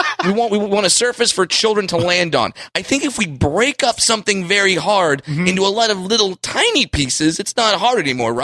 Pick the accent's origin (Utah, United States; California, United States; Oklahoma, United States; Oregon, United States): California, United States; Orange County; Yeah, I grew up in Orange County.